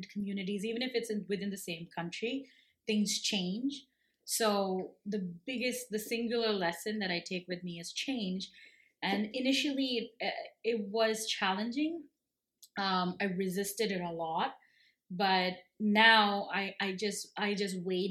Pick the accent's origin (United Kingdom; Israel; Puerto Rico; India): India; Kerala; also born or lived in Bangalore / United States; now in Canada; I grew up in God's own country, and that's Kerala.